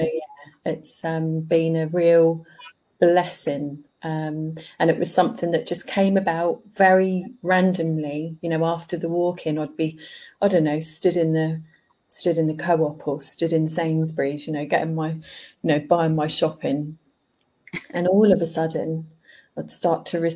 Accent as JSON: {"language": "English", "town": "Ipswich", "region": "East of England", "country": "United Kingdom", "tie": "born or raised there", "said": "I was born in Ipswich in Suffolk. Yeah. In East Anglia."}